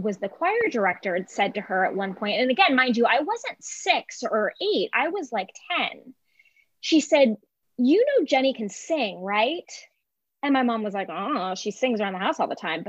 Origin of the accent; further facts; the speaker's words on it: Ventura County, Southern California, United States; I'm from Southern California originally.